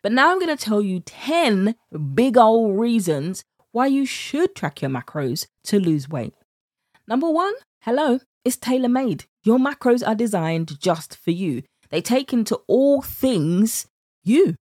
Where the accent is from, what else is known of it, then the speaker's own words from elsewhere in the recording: United Kingdom; accent: British; my British accent